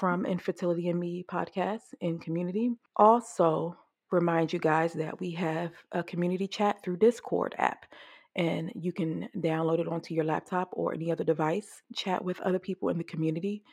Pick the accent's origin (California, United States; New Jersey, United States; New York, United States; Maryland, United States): Maryland, United States; Johns Hopkins here in Maryland, my home state.